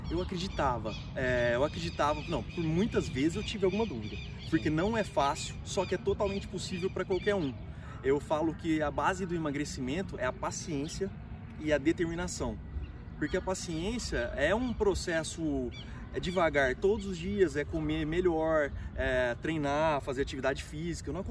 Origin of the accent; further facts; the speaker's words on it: Ribeirão Preto, São Paulo, Brazil; sou treinador de desenvolvimento humano, sou de Ribeirão Preto e tô aqui no Barretão, terra do peão